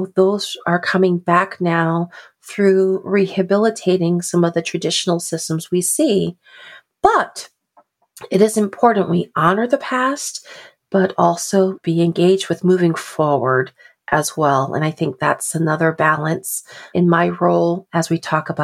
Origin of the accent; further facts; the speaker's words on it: New Haven, Connecticut, United States; I am African American, and I was born and raised in New Haven, Connecticut